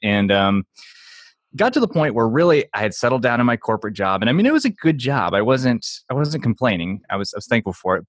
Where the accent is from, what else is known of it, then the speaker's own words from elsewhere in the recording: St. Louis, Missouri, United States; I'm from Saint Louis, so, like, Emo's is a popular pizza chain here.